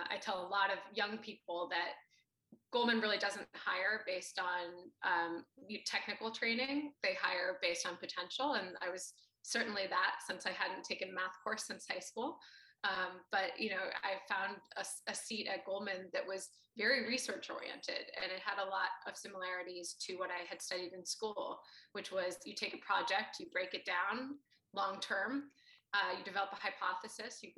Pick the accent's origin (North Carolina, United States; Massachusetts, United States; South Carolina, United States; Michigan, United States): Massachusetts, United States; Boston; I grew up in Boston, Massachusetts